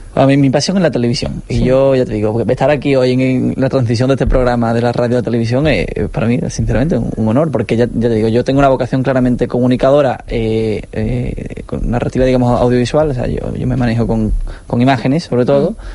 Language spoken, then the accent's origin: Spanish; Seville, Andalusia, Spain; Andalucía, que es mi tierra, en Sevilla